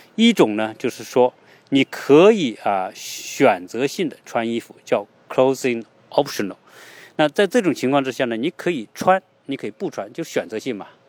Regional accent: China; now in United States; 毕竟我们也是中国人

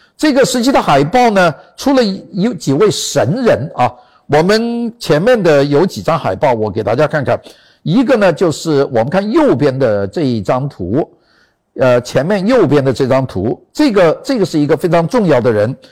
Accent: China; 我们中国人

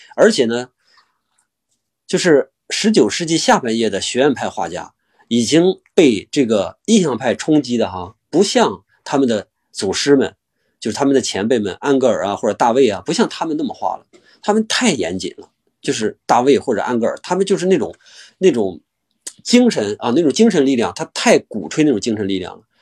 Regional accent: China; 我们中国人

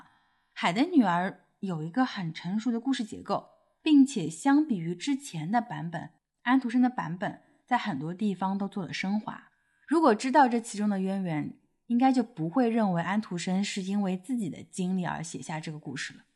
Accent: Shanghai, China; 不过我们两个出生在上海，而且是独生子女

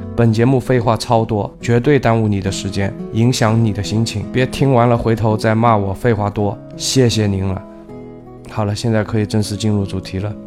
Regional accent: China; 我们中国人

